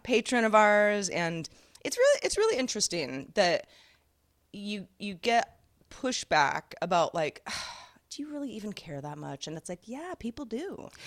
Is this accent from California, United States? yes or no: yes; Sebastopol, California, United States; I grew up in Sebastopol, California